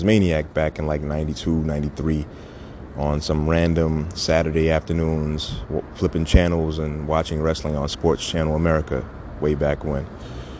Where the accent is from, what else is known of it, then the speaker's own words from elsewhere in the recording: New York City, New York, United States; I'm from the Sty, different neighborhoods, but we're all Brooklyn.